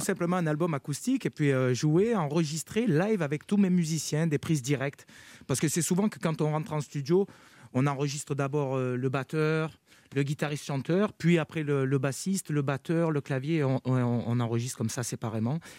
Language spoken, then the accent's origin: French; Carpentras, Provence-Alpes-Côte d'Azur, France; moi, je, suis natif de Carpentras. J'ai grandi à Carpentras, dans le Vaucluse.